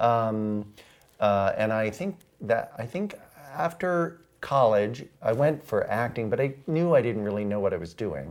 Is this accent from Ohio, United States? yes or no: yes; Ohio, United States; moved away as an adult; also born or lived in London; I'm, uh, from the Midwest. I grew up in Ohio.